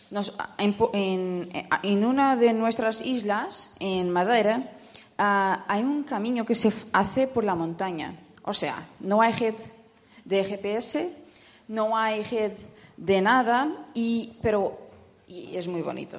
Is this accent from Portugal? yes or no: yes; Portugal; soy portuguesa